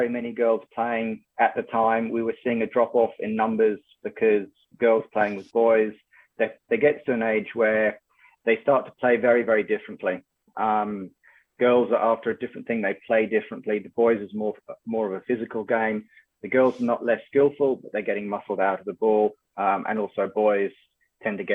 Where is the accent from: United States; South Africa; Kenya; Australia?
Kenya; moved away; also born or lived in United Kingdom; as a kid, I grew up in Kenya and then went to school in the UK